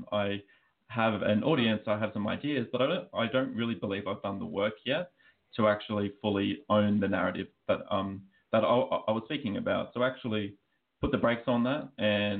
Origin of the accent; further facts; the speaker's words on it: Australia; accent: Australian; now in United States; as you can probably tell by my accent, I am Australian, but I'm actually living out in the US.